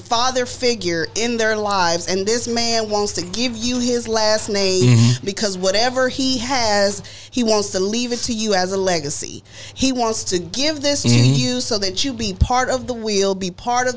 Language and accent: English; Texas, United States; I'm from Texas. I was born and raised in Texas